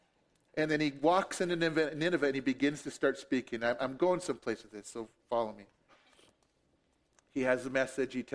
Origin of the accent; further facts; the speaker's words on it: Billings, Montana, United States; moved away as an adult; also born or lived in Durango / Phoenix / Seattle; now in Browning, United States; all my life, I grew up in Billings until I was 19 and I left home